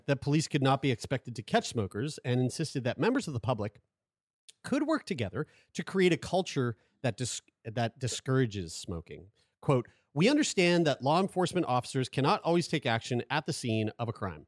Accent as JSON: {"language": "English", "region": "Nova Scotia", "country": "Canada", "said": "we're from Nova Scotia."}